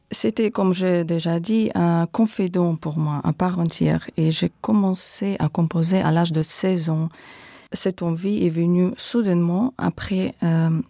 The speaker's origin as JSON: {"language": "French", "country": "Belarus", "said": "En effet, je suis originaire de Biélorussie."}